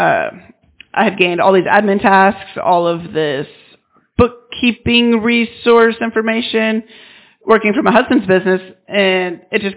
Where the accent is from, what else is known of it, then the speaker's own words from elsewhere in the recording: Minnesota, United States; now in Arkansas, United States; I was born in Minnesota, but I've lived in Arkansas for 20 years, so this is where I call home.